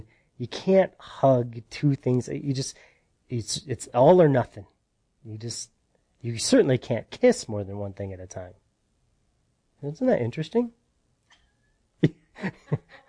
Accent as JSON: {"language": "English", "country": "United States", "said": "we're American"}